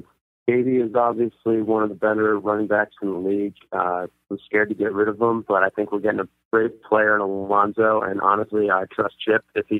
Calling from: Holland Township, New Jersey, United States; Holland Township, New Jersey.

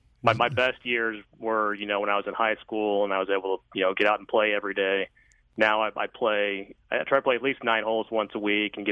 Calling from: St. Peters, Missouri, United States; I'm out in St. Peter's.

